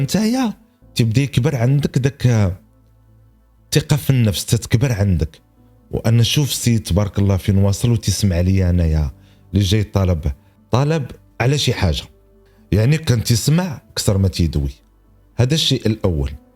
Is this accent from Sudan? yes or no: no; Morocco; عندنا في المغرب